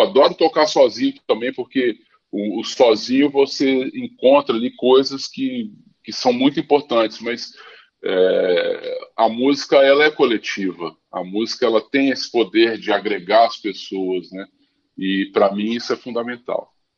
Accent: Brasília, Federal District, Brazil; moved away as an adult; also born or lived in Paris; now in Rio de Janeiro, Brazil; eu nasci no Rio, mas com 11 meses fui para Brasília.

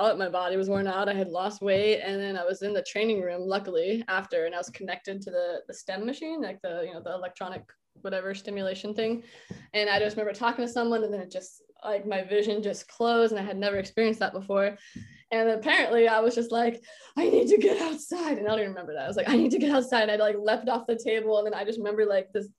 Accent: Oregon, United States; moved away as an adult; also born or lived in Florida; I grew up playing soccer in Oregon.

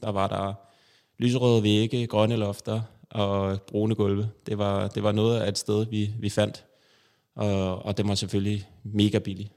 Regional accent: Copenhagen, Capital Region of Denmark, Denmark; Jeg er øh, født og vokset i København

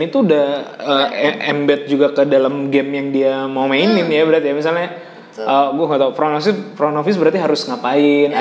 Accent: Jakarta, Indonesia; gue besar di Jakarta

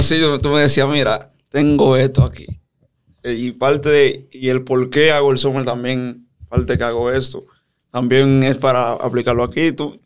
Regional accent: San Cristóbal, Dominican Republic; ahí en San Cristóbal, de donde soy

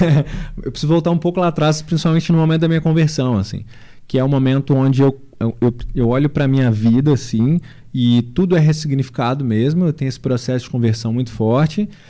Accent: Sabará, Minas Gerais, Brazil; lá na minha cidade, né? Grande cidade, grande Sabará, na grande, na nossa grande Sabará.

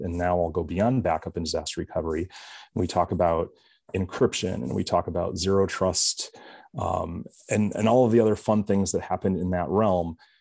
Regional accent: Michigan, United States; I'm from Michigan

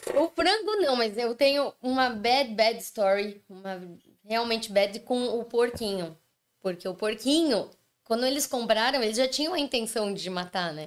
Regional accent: São Paulo, Brazil; moved away as an adult; also born or lived in São Bernardo do Campo; na época eu morava em São Paulo, capital.

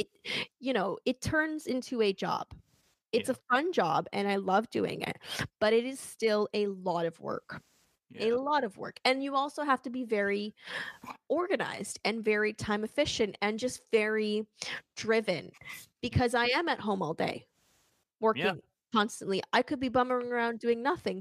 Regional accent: Canada; I'm Canadian

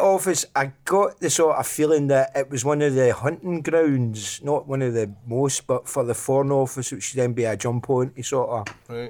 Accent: Glasgow, Scotland, United Kingdom; moved away as an adult; also born or lived in Larkhall; Well, I grew up in Glasgow, grew up in an area called Royston, which is just near the Town Head, which is just near the city centre. Lived there till I was 16.

